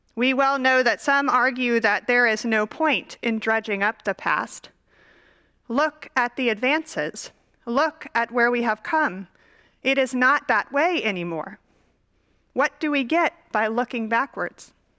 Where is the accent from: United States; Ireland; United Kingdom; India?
United States; Dallas, Texas; I grew up in Dallas, Texas.